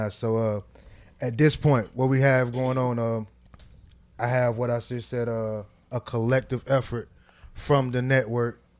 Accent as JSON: {"language": "English", "town": "New Orleans", "region": "Louisiana", "country": "United States", "said": "I'm from New Orleans."}